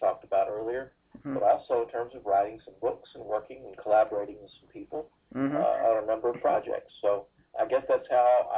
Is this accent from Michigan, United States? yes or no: no; Decatur, Georgia, United States; moved away as an adult; also born or lived in Fort Worth, Texas; I grew up in Georgia, outside of Atlanta, at a little place called Decatur